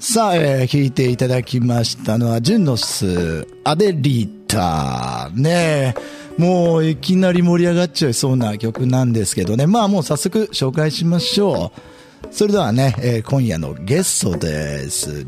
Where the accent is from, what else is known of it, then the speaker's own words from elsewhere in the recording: Nagoya, Aichi, Japan; 僕、名古屋出身